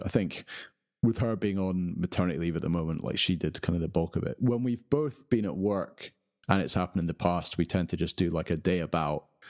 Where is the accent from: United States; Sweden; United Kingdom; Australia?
United Kingdom; being British